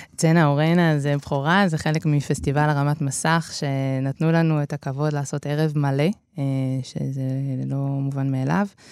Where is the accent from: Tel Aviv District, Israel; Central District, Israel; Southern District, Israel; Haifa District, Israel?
Central District, Israel; Netanya; ההורים פתחו ביחד בית ספר, אה, שנקרא אבוסטן, אה, שהוא בנתניה